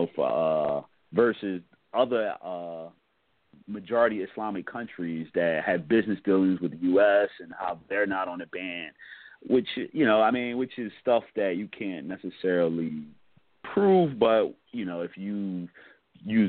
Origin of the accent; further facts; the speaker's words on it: United States; as an African-American Muslim who, you know, I'm American